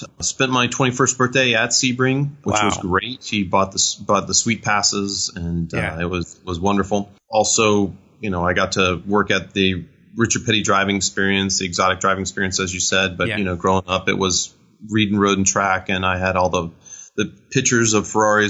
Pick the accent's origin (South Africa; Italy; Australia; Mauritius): Italy; born there; Well, I was born in Italy. My dad was in the Navy, and I just have this affinity for everything Italian.